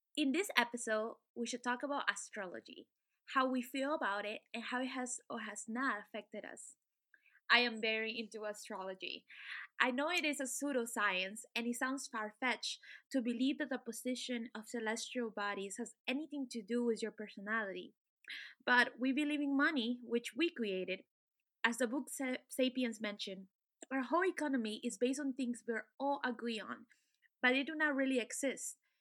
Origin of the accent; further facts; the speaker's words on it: Peru; moved away; I am originally from Peru and I'm Native American